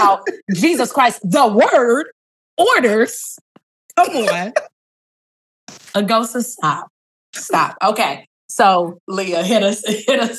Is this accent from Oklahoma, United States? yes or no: yes; Oklahoma, United States; Oklahoma, which is my hometown.